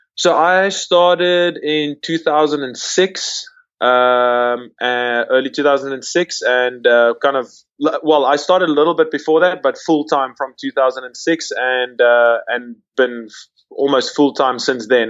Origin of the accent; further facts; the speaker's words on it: South Africa; moved away as an adult; also born or lived in London; I I grew born and raised in South Africa